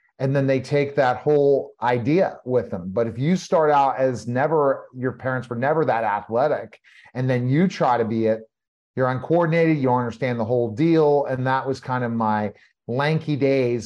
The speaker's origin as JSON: {"language": "English", "town": "Denver", "region": "Colorado", "country": "United States", "tie": "born or raised there", "also_born_or_lived": "Pittsburgh, Pennsylvania, United States", "moved": "yes", "lives_now": "Texas, United States", "said": "I grew up in Pittsburgh for a few years. And then my father relocated us to Denver, Colorado."}